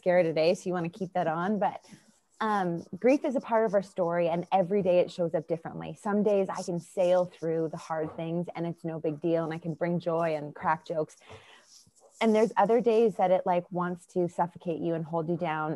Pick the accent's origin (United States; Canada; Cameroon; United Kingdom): Canada; Winnipeg, Manitoba; moved away as an adult; Born and raised in just outside of Winnipeg, Manitoba